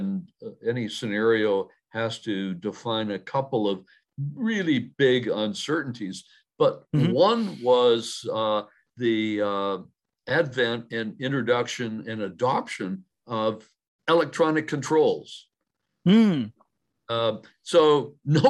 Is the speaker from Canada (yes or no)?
yes; Canada; I'm a Canadian